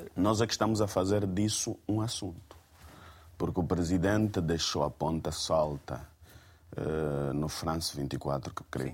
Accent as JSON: {"language": "Portuguese", "country": "Angola", "said": "enquanto angolanos"}